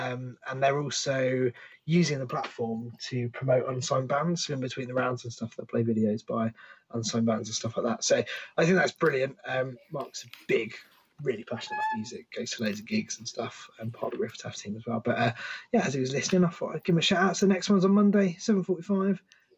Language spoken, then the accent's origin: English; Canada; I honestly haven't cared much about … in years, and I'm Canadian.